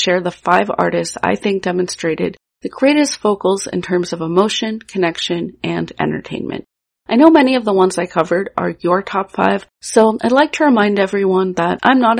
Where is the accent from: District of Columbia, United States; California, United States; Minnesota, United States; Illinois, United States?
Illinois, United States; Evanston; my hometown of Evanston, Illinois, a suburb outside Chicago